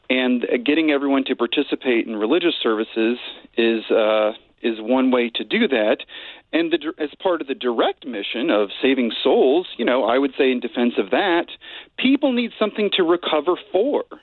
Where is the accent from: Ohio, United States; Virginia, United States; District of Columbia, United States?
Virginia, United States; Richmond; Um, I did not. Um, except for, well, I grew up in a sort of inner ring suburb of, of Virginia, I should qualify, Chesterfield County.